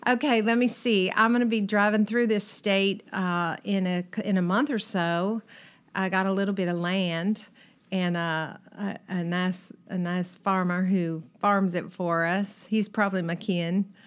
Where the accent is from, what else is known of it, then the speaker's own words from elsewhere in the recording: California, United States; accent: California; my California accent